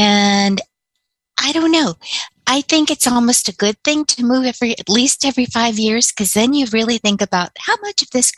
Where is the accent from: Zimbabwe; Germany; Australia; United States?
United States; California; born there; also born or lived in Michigan / Alabama / Louisiana / Texas; I was an Army brat, for starters. So I was born in California. When I was a year old, we took the train back to Michigan because my father was sent to Korea.